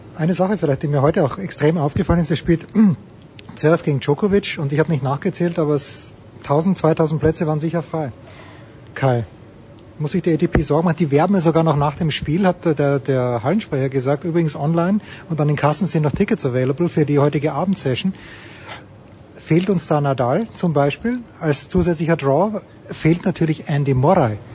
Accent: Austria; ich bin Österreicher

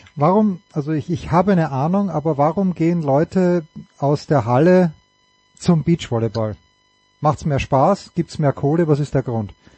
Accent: Austria; moved away; aus meinem Heimatland, zu dem ich mich manchmal mehr hingezogen fühle, oft weniger hingezogen fühle

